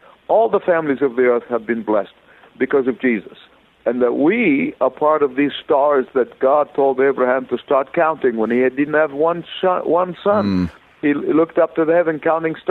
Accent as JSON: {"language": "English", "country": "Egypt", "tie": "born or raised there", "also_born_or_lived": "Beirut, Lebanon / Sydney, Australia / California", "moved": "as an adult", "lives_now": "Atlanta, United States", "said": "I was born in Egypt"}